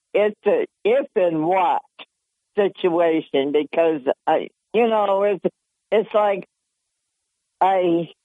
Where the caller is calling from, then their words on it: Dickerson, New York, United States; … from the town of Dickerson.